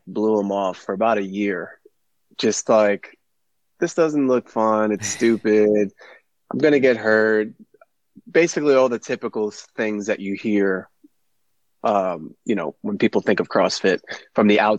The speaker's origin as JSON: {"language": "English", "town": "New York City", "region": "New York", "country": "United States", "tie": "born or raised there", "also_born_or_lived": "Long Island, New York / Bayport, New York", "said": "I'm a New York native. I grew up in Brooklyn, moved here to Long Island in the middle of high school, ninth grade."}